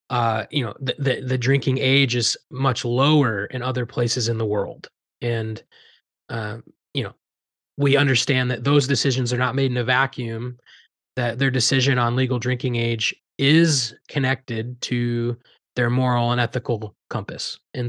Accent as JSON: {"language": "English", "region": "Iowa", "country": "United States", "tie": "born or raised there", "said": "if you know a little bit more about …, growing up in Southern Iowa, you know, country music has a nostalgic feel to me"}